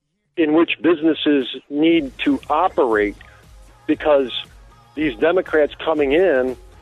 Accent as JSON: {"language": "English", "town": "Chicago", "region": "Illinois", "country": "United States", "tie": "born or raised there", "said": "growing up around Chicago my whole life"}